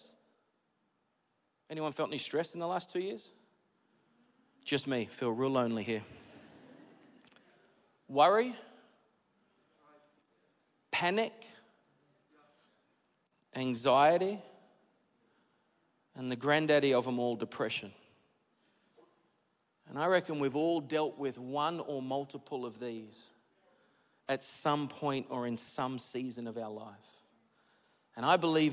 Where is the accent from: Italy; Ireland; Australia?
Australia; also born or lived in United States; I'm Australian